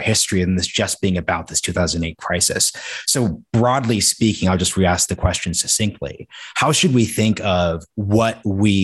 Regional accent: Portland, Oregon, United States; I'm from Portland.

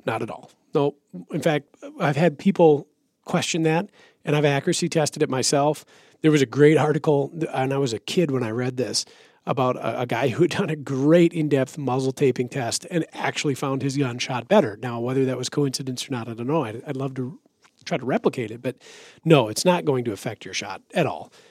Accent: Minnesota, United States; I'm from Minnesota

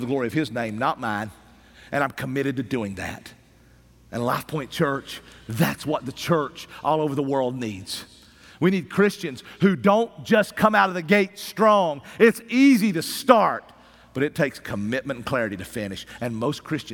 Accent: Appalachian Mountains of East Tennessee, United States

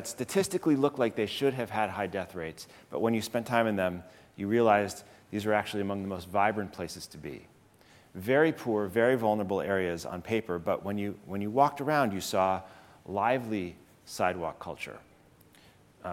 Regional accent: Chicago, Illinois, United States; moved away as an adult; also born or lived in Berkeley, California; now in New York City, United States; the city where I grew up, Chicago.

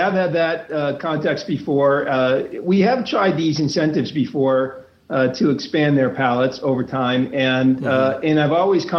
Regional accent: Nashua, New Hampshire, United States; Nashville, New Hampshire.

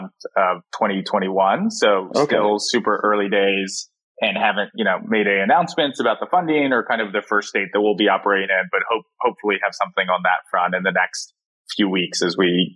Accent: Philadelphia suburbs, Pennsylvania, United States; I grew up in the Philadelphia suburbs

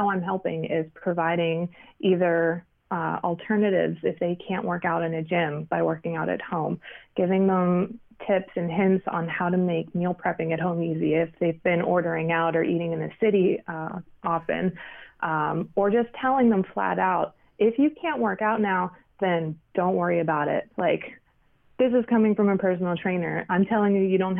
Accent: Pittsburgh, Pennsylvania, United States; moved away as an adult; now in New York City, United States; I'm from Pittsburgh. I was born and raised in Pittsburgh

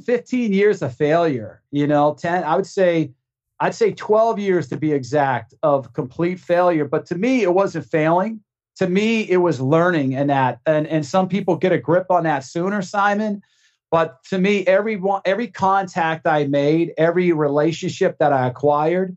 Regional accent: Maine, United States; moved away; I'm from Maine originally

